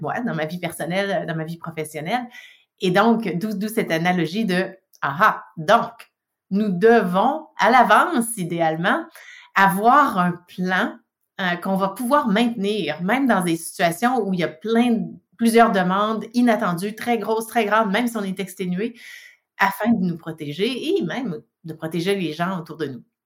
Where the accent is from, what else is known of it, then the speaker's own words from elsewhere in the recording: Quebec, Canada; now in British Columbia, Canada; je suis une Québécoise de souche, exportée en Colombie-Britannique. Euh, mais oui, donc du Québec, euh, né au Québec